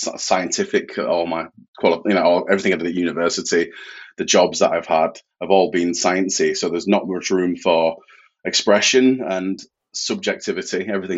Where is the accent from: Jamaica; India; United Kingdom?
United Kingdom; Yorkshire and the Humber; I am from Yorkshire in the north of England.